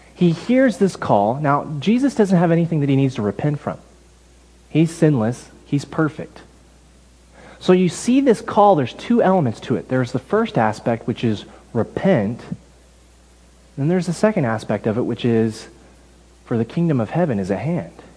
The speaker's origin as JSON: {"language": "English", "region": "Texas", "country": "United States", "moved": "yes", "lives_now": "Canada", "said": "I'm from Texas"}